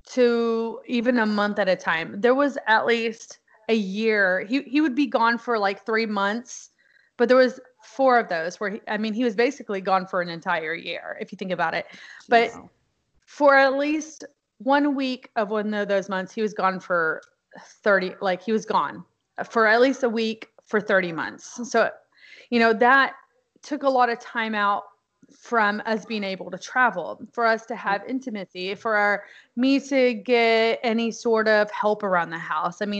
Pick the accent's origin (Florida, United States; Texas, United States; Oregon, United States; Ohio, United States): Texas, United States; so we were at Fort Hood, which was nice because I am from Texas.